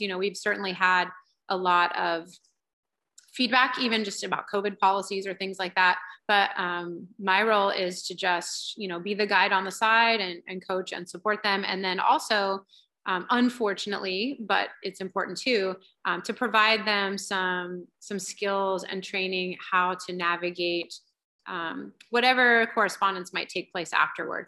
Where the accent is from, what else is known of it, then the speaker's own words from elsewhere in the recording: Centerville, Ohio, United States; moved away as an adult; also born or lived in Indiana; now in California, United States; I grew up in Ohio and I was part of the yearbook staff at my high school, Centerville, Ohio